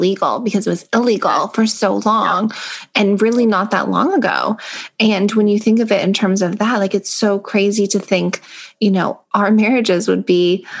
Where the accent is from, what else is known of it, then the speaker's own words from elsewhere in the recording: Toronto, Ontario, Canada; born there; I mean, I was born in Toronto general. Like, it's Toronto.